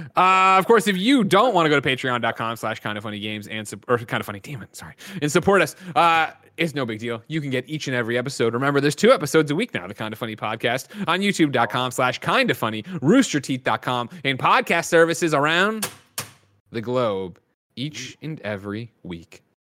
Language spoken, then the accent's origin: English; Glen Ellyn, Illinois, United States; moved away as an adult; also born or lived in Chicago; now in San Francisco, United States; I was originally born in Chicago.